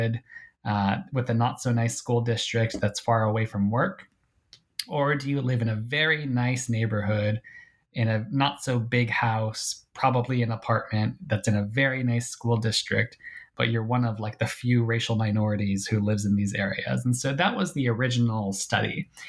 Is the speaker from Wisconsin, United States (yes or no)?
yes; Milwaukee, Wisconsin, United States; I grew up in Milwaukee, Wisconsin